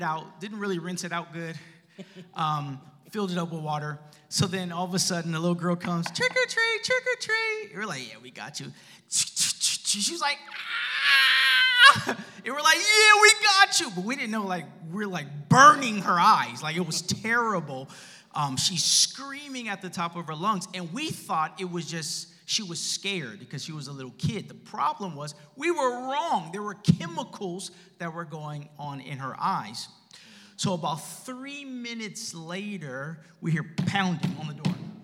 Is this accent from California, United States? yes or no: yes; Los Angeles, California, United States; also born or lived in Ontario, California; I grew up in Los Angeles. I'm a preacher's kid. I went to a Lutheran school, and the whole school was black. My church was black. And we moved to Ontario when I was in sixth grade